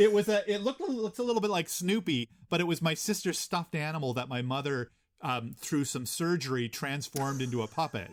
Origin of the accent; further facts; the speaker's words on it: Gander, Newfoundland and Labrador, Canada; now in Kingston, Canada; I grew up in Gander, Newfoundland